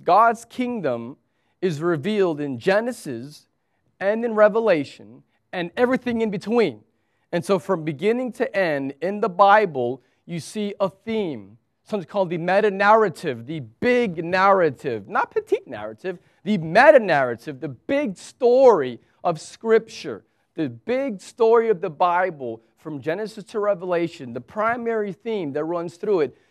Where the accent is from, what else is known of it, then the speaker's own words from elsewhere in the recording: United States; now in Abu Dhabi, United Arab Emirates; I'm an American